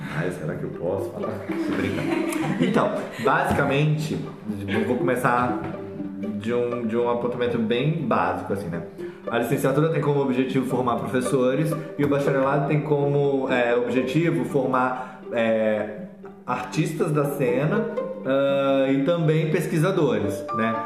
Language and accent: Portuguese; Southeast, Brazil; moved away; lá no Sudeste, de onde eu venho